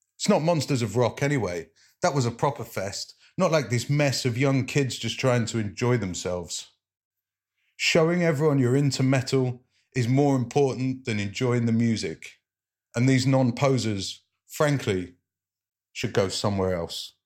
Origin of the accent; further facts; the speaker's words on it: Leicester, East Midlands, United Kingdom; I'm a poet from Leicester